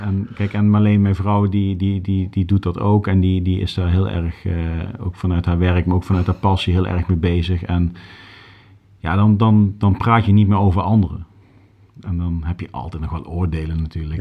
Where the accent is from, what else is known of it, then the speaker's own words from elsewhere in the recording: Groesbeek, Gelderland, Netherlands; moved away as an adult; also born or lived in Nijmegen / Milsbeek / Limburg; now in Haarlem, Netherlands; ik ben geboren in Nijmegen. Ik heb daarna tot mijn dertigste in Groesbeek gewoond